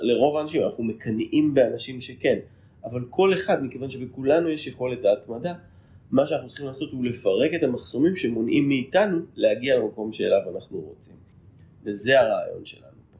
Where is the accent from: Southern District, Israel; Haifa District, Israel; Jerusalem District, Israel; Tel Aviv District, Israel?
Haifa District, Israel; Haifa; moved away as an adult; now in Pardes Hanna-Karkur, Israel; אני גרתי רוב חיי בחיפה. למעשה נולדתי בחיפה